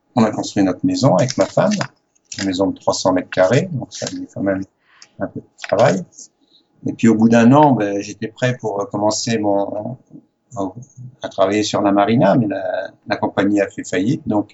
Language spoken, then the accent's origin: French; Les Sables-d'Olonne, Pays de la Loire, France; born or raised there; accent: French; moved away as an adult; also born or lived in Paris / Morocco / Algeria / Cairns, Australia; now in Australia